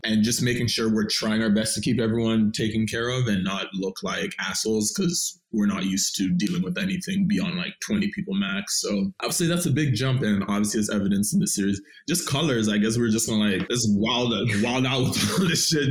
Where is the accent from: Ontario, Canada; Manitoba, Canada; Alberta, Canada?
Ontario, Canada; Toronto; I'm originally from Scarborough, Malvern